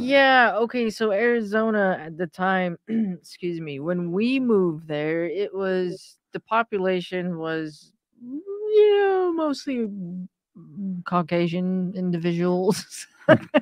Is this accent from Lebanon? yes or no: no; Iran; moved away; I was born in Iran at, at a time where Iran was at war with Iraq.